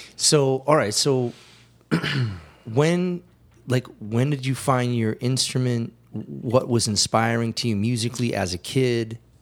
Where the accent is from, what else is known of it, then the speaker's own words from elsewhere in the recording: Cleveland, Ohio, United States; compatriots from Cleveland